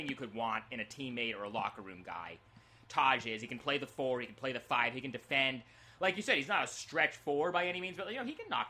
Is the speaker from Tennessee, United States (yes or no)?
no; Portland, Oregon, United States; moved away; I'm from Portland originally, and like, I grew up a Blazer fan